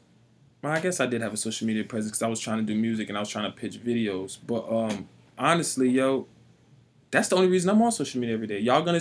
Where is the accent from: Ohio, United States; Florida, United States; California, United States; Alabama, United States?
Florida, United States; now in Springfield, United States; I grew up in Florida where that shit was cruel.